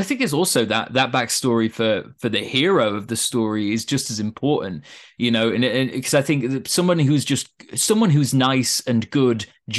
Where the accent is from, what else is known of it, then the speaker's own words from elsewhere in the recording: Yorkshire and the Humber, United Kingdom; this is going to sound really bad to my fellow northerners, but when I was a young kid in, you know, I grew up in East Yorkshire near Hull, I didn't want to be there.